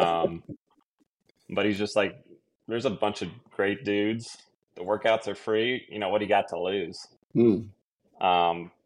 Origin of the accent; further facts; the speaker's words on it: Madison, Nebraska, United States; I grew up northeast Nebraska near Madison, south of Norfolk, on a farm